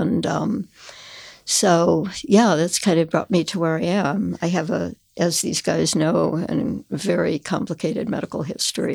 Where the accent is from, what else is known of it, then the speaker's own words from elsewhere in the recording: South Suburbs of Chicago, Illinois, United States; I grew up in the South Suburbs